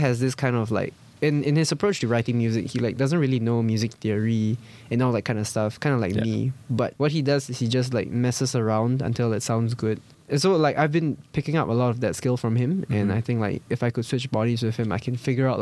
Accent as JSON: {"language": "English", "country": "Singapore", "tie": "born or raised there", "said": "I was born in Singapore"}